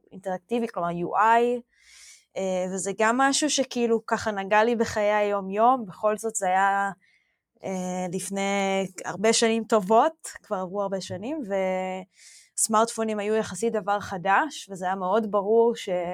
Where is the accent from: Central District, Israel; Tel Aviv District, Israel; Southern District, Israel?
Southern District, Israel; Omer; אני גדלתי בעומר, בדרום